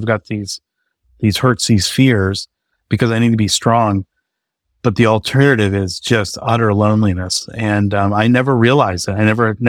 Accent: New England, United States; growing up in New England, it's just kind of especially for a guy, I think it's this, the suck it up, man up.

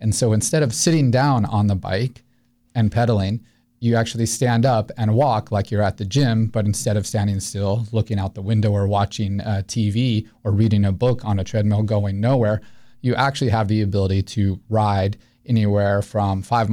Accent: Albuquerque, New Mexico, United States; moved away as an adult; also born or lived in Missouri / New England; now in Winter Park, United States; I grew up in New Mexico. All my formative years there

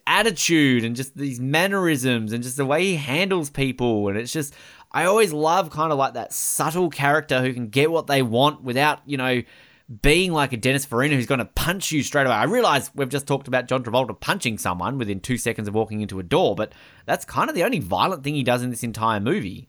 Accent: Hobart, Tasmania, Australia; also born or lived in Queensland; I'm from Hobart

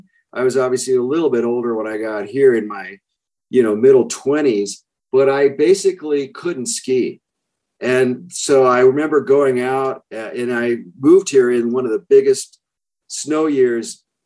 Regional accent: Berkeley, California, United States; moved away as an adult; also born or lived in San Francisco, California / Davis, California / Denver, Colorado / Grand Junction, Colorado; now in Carbondale, United States; East Bay, California. I was born in San Francisco and grew up just outside of Berkeley in those hills there overlooking the bay.

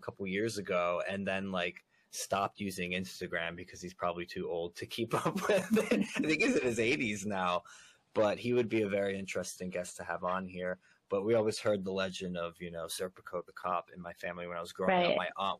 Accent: Elizabeth, New Jersey, United States; moved away as an adult; now in New York, United States; So that's where I came of age. And, you know, I started coming to New York more within like the last 7-8 years. I would be visiting here, coming back and forth. And then I moved here last year. So now I'm like a official New Yorker, a New York resident.

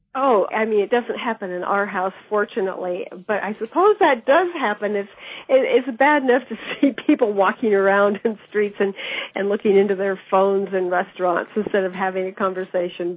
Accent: Davis, California, United States; I grew up in Davis, California, which is a university town in the Central Valley of California.

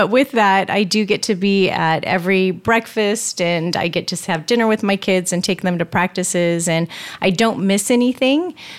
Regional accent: California, United States; moved away as an adult; also born or lived in Oklahoma / San Francisco, California; And so I moved from California girl to Oklahoma, stayed out there, did my undergrad

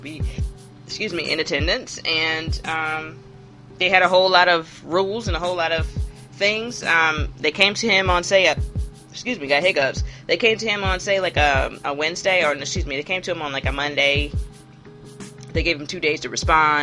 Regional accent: the South, United States; as a Southerner, who has tons of New York people in my family, where my family is from South Carolina

